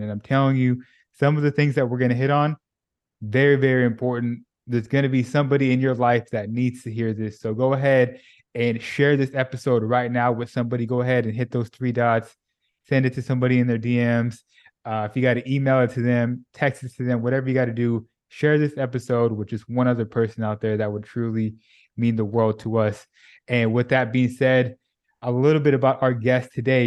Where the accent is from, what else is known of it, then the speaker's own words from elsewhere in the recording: California, United States; moved away as an adult; now in Dallas, United States; I'm originally from California